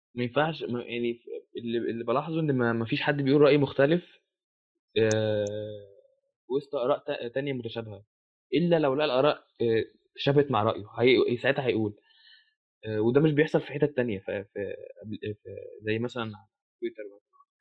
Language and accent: Arabic; Egypt